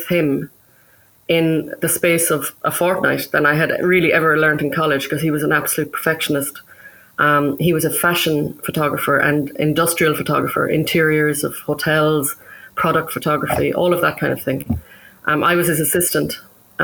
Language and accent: English; Birr, Leinster, Ireland; also born or lived in Cork; I'm from Birr in County Offaly, and I went to college in Cork.